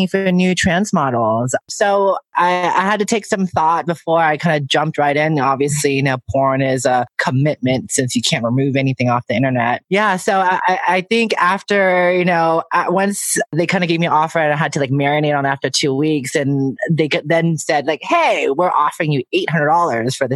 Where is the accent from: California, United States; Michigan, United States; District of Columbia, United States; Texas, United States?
California, United States; San Francisco; I'm born and raised in San Francisco